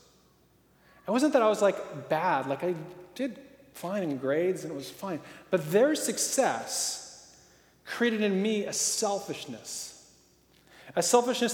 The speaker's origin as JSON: {"language": "English", "town": "Portland", "region": "Oregon", "country": "United States", "tie": "born or raised there", "said": "I grew up in Portland, Oregon"}